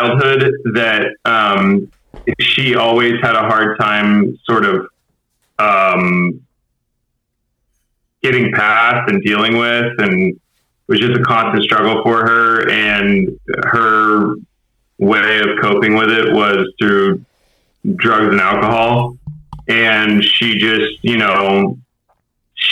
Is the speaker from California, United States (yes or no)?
no; Houston, Texas, United States; also born or lived in Humble, Texas / Kingwood, Texas / Clear Lake, Texas; now in Austin, United States; Born and raised in Houston